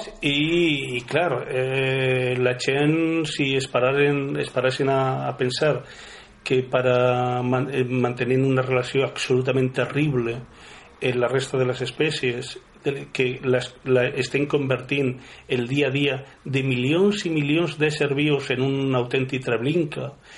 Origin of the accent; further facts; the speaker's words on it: Valencian Community, Spain; aquí al País Valencià